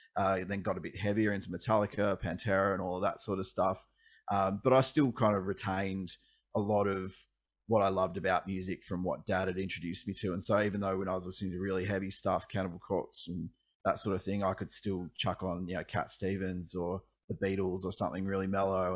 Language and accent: English; Ballarat, Victoria, Australia; also born or lived in Melbourne; I actually grew up about an hour and a half out of Melbourne, uh, in Ballarat for most of my childhood, and then we moved to Melbourne when I was a teenager